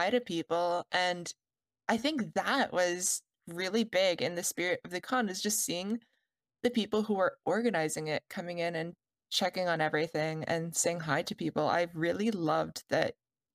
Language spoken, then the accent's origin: English; Canada; I'm Canadian